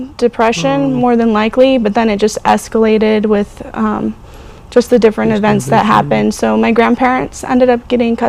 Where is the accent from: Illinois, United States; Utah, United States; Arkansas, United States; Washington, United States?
Utah, United States; Sandy; I was born in Sandy, Utah